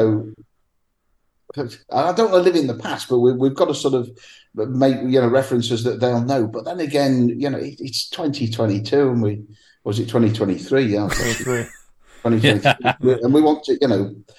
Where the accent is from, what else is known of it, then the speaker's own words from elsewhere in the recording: Nottingham, East Midlands, United Kingdom; now in Newcastle, United Kingdom; I'm from Nottingham originally